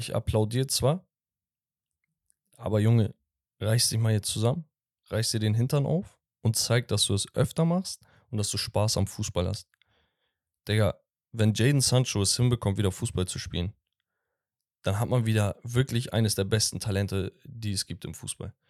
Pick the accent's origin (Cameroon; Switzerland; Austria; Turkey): Turkey; Sivas, Sivas Province; aus meiner Heimatstadt, von Sivaspor